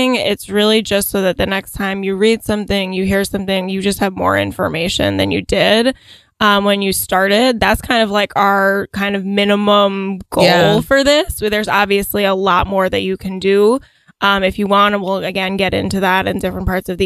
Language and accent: English; New York City, New York, United States; people like myself who grew up in New York City